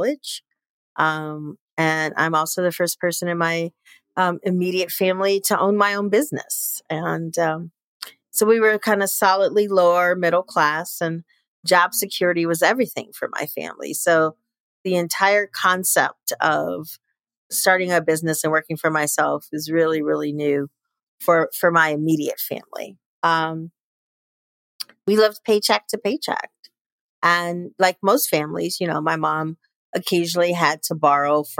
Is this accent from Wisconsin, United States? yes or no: no; Chicago, Illinois, United States; moved away; I was born and raised in Chicago, Illinois.